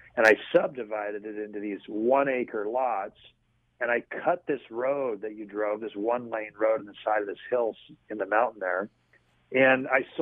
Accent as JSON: {"language": "English", "town": "Collingwood", "region": "Ontario", "country": "Canada", "tie": "born or raised there", "also_born_or_lived": "Toronto, Canada", "moved": "as an adult", "lives_now": "Biloxi, United States", "said": "my hometown, which was in Collingwood, Ontario"}